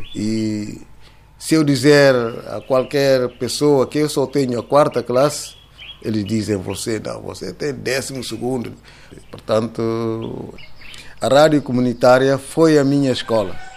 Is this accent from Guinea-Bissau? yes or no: yes; São Domingos, Cacheu, Guinea-Bissau; Eu nasci aqui em São Domingos, no dia 30 de outubro de 1957